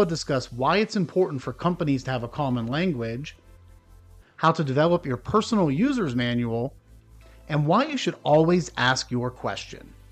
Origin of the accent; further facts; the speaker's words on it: Northeastern Ohio, United States; now in South Carolina, United States; growing up in Northeastern Ohio and now living in South Carolina